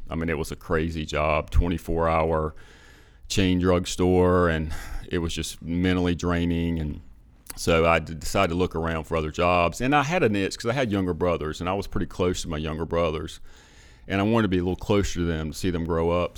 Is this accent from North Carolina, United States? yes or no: yes; Perquimans County, North Carolina, United States; I grew up in Perquimans County